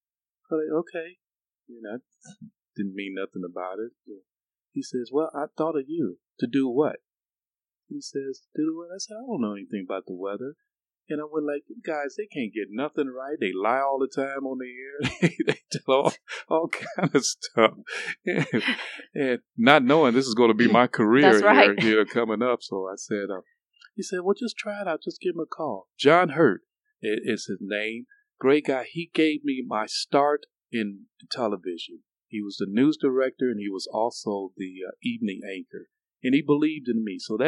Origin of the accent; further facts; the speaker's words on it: Cleveland, Ohio, United States; now in Augusta, United States; But I grew up in Cleveland, so I had a passion for weather from day one.